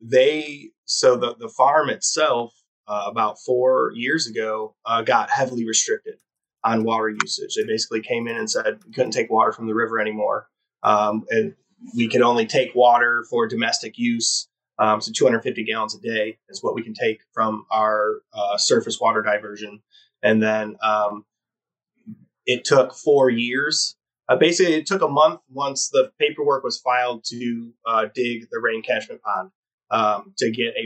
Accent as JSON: {"language": "English", "region": "Michigan", "country": "United States", "moved": "as an adult", "lives_now": "Humboldt County, United States", "said": "I'm an implant. I'm from Michigan. I'm a small business owner, but I didn't grow up in the cannabis industry."}